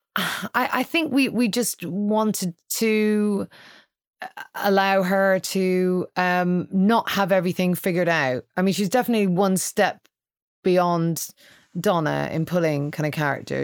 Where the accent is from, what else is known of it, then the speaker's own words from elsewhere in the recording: Ireland; I'm Irish